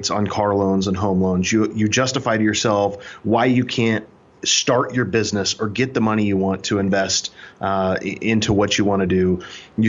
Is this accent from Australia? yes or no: no; Kansas City, Missouri, United States; I'm originally from Kansas City, Missouri. I'm a show me state boy